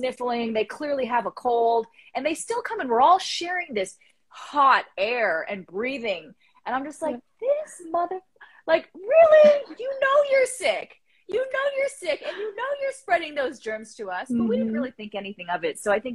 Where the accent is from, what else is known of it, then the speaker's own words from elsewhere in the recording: Canada; as the Canadian